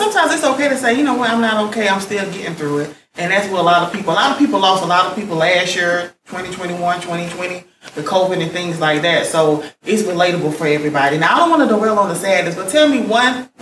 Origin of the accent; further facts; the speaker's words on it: Augusta, Georgia, United States; I'm from Augusta. We got accents people